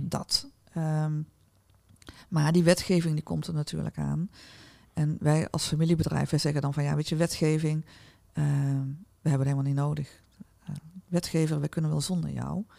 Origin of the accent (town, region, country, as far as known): North Brabant, Netherlands